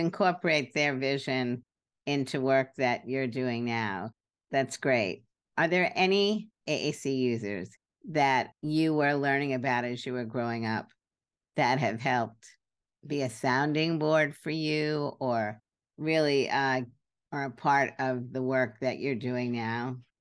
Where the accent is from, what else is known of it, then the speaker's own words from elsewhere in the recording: New York City, New York, United States; I grew up in Brooklyn